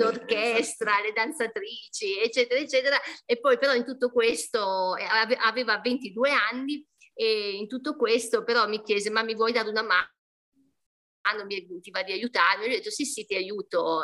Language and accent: Italian; Modena, Emilia-Romagna, Italy; io sono di Modena